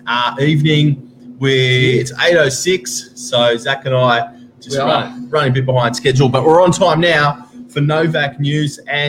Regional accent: Sydney, New South Wales, Australia; I grew up further north, so in Warriewood, when it was still very much farmland.

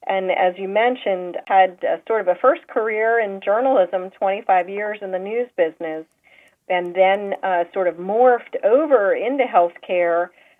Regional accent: outside of Philadelphia, Pennsylvania, United States; moved away; also born or lived in Boston; Well, I grew up outside of Philadelphia in the suburbs

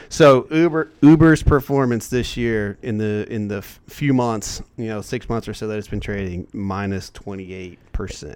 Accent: Indiana, United States; I'm from Indiana

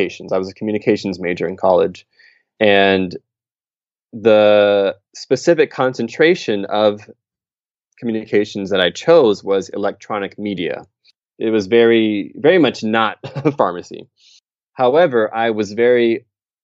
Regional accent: Michigan, United States; moved away as an adult; also born or lived in Ohio / Beijing, China / Sendai, Japan; now in Tokyo, Japan; I'm from Michigan in the U.S., where I lived, you know, all the way up through high school.

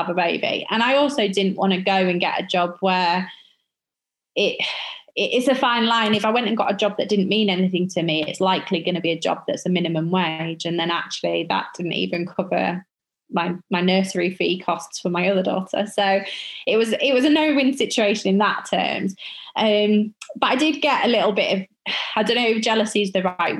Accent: York, Yorkshire and the Humber, United Kingdom; my hometown of York

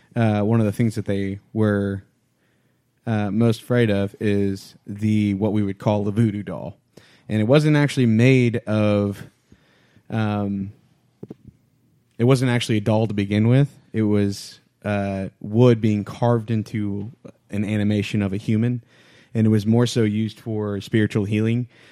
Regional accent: Louisiana, United States; I'm from Louisiana

